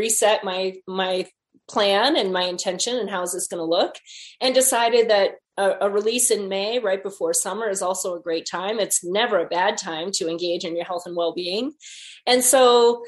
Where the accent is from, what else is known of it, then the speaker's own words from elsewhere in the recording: Wisconsin, United States; moved away; went back home to Wisconsin and did a little book tour, to a variety of places in my hometown